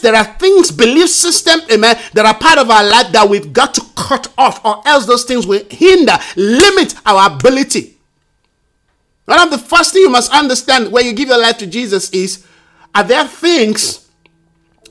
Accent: Nigeria; I'm a Nigerian

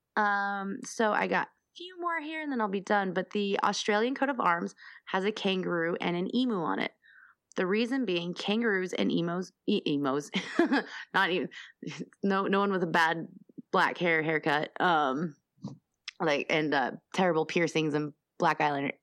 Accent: Denver, Colorado, United States; I'm from Denver, the craft beer capital of the world

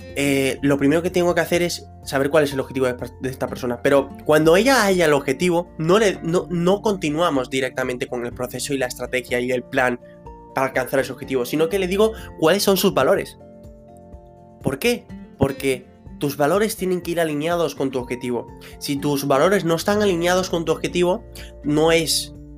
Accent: Venezuela; now in Spain; yo soy de Venezuela, llegué aquí a España

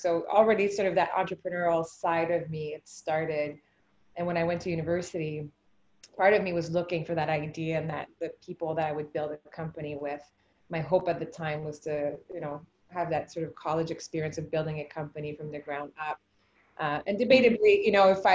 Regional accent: Quebec, Canada; first language French; English is a second language; moved away as an adult; also born or lived in Whistler / Guelph; I'm originally from Quebec and grew up as a French speaking Canadian

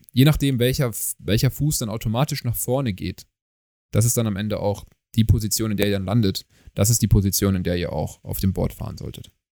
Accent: Germany; wir kommen aus Deutschland. Wir haben einen deutschen Pass

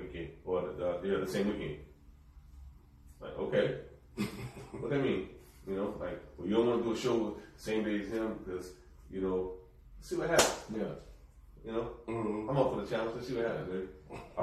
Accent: Austin, Texas, United States; I'm from Austin

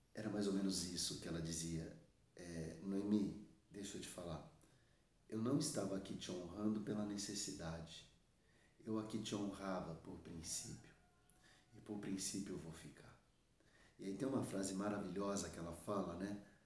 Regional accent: Suzano, São Paulo, Brazil; aqui na minha região, eu sou de Suzano, São Paulo, Brasil

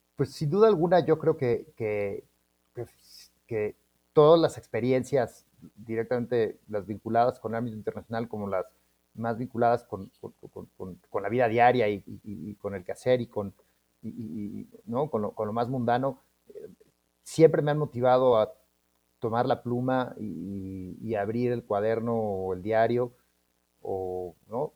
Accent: Mexico City, Mexico; somos de la Ciudad de México

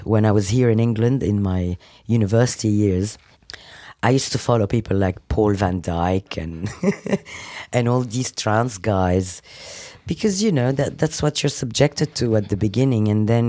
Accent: Lebanon; also born or lived in Africa; now in London, United Kingdom; I was born in Africa. I lived... originally, I'm Lebanese, and now I'm English. London is my home.

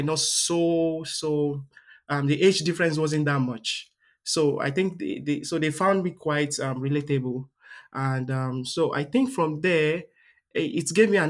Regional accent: southwestern Nigeria, Nigeria; moved away as an adult; now in Delaware, United States; I'm from the southwestern part of Nigeria.

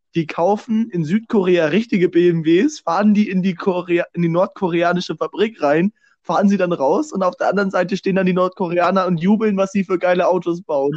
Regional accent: Germany; als Deutsche

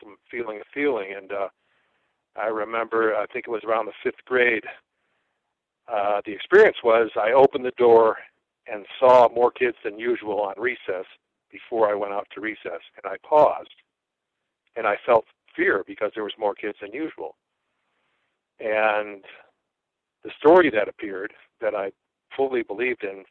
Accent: Chicago, Illinois, United States; I was born and raised in the Chicago area in the suburbs

